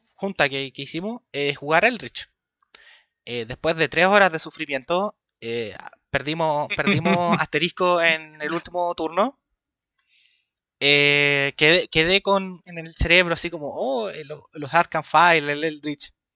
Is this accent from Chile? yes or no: yes; Chile; tengo 25 años, soy de Chile.